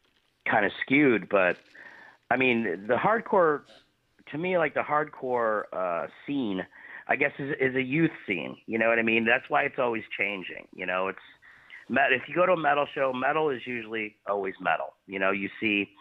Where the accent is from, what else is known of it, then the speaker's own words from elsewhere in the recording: Cleveland, Ohio, United States; growing up in Cleveland and kind of coming up in the hardcore scene as we did